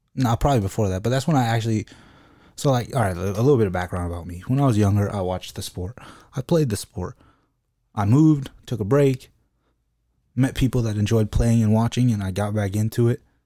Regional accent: United States; I'm American

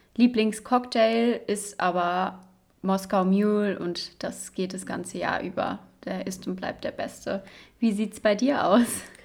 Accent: Cologne, North Rhine-Westphalia, Germany; moved away as an adult; now in Dresden, Germany; Ich komme ursprünglich aus Köln, also es haben sich zwei Rheinländerinnen gefunden

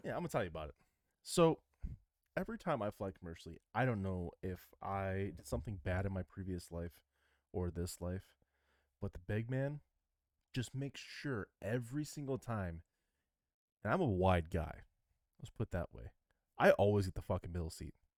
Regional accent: Michigan, United States; I'm from Michigan.

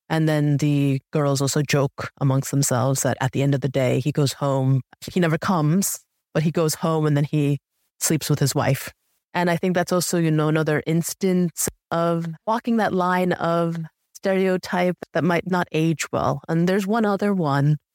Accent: United States; I look Asian, yet I was raised in America, but there I was raised in America because I was adopted

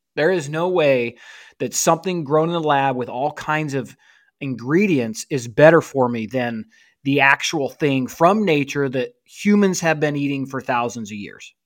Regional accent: St. George, Utah, United States; moved away; I am in Saint George, Utah, actually, bro. I'm, uh, currently recording from the basement of my childhood home

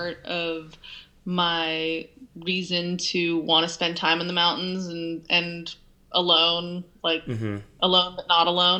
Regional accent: Olympic Valley, California, United States; I grew up in Olympic Valley

